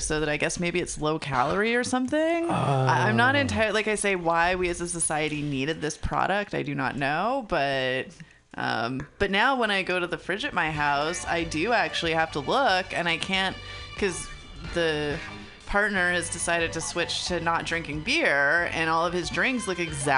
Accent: Canada; now in San Francisco, United States; I grew up in Canada

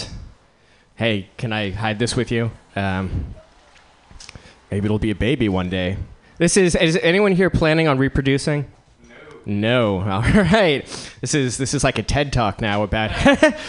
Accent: East Coast, United States; moved away as an adult; now in Bay Area, United States; On the East Coast, I was something of a failure, but then I moved to the Bay Area

